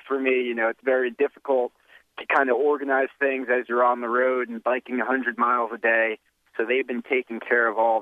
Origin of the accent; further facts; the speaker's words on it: Morristown, New Jersey, United States; Morristown, New Jersey, your old town and my hometown.